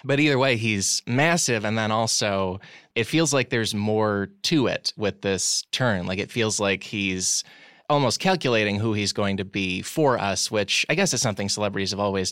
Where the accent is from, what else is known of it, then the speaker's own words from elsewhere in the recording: Chicago, Illinois, United States; I grew up outside Chicago